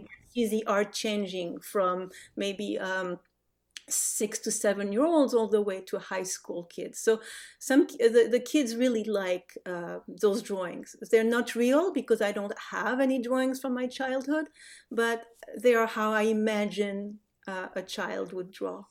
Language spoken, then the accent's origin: English; France; English is a second language; moved away as an adult; also born or lived in Casablanca, Morocco; now in United States; My family, um, moved back to France when I was five. So the, the, the, my growing up is really a French growing up.